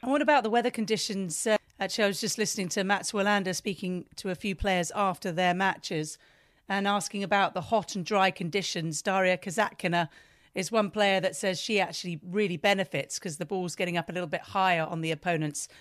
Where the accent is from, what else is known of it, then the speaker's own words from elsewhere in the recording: United Kingdom; being British